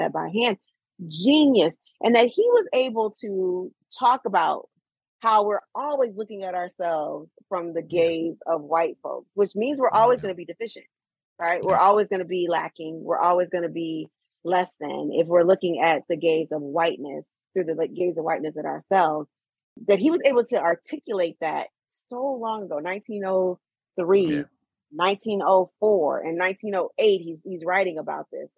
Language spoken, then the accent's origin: English; Sturgis, Michigan, United States; also born or lived in California; now in Detroit, United States; my hometown tomorrow to Sturgis, Michigan.